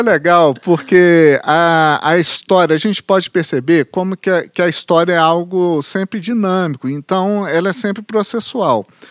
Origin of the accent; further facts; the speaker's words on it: Belo Horizonte, Minas Gerais, Brazil; quando me perguntam de onde eu sou, eu falo que eu sou do São João Batista, sou de Venda Nova e sou de Belo Horizonte